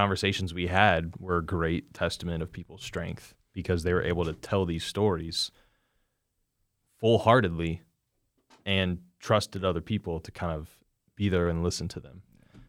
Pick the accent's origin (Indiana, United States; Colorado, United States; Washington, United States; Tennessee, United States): Indiana, United States; I mean, granted, I'm from Indiana, and, you know, Indiana Wesleyan's only an hour and a half from me or from my house